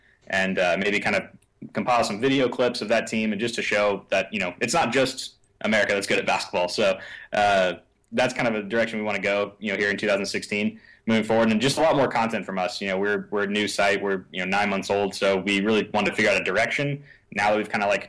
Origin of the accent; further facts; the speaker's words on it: San Antonio, Texas, United States; We're both from San Antonio